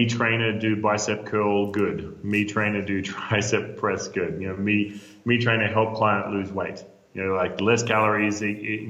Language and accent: English; Australia; moved away as an adult; now in Denver, United States; As an Australian